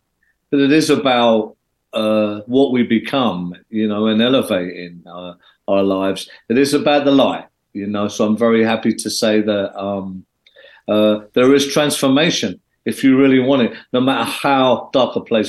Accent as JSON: {"language": "English", "region": "London", "country": "United Kingdom", "tie": "born or raised there", "also_born_or_lived": "Belfast, Northern Ireland", "said": "I was born here, as you rightly said there, Ryan. I went over to Belfast as a baby, right in the middle of the war zone there. So I've seen a lot of bad things over there, but I come over here when I was 9. I moved to London, the East End."}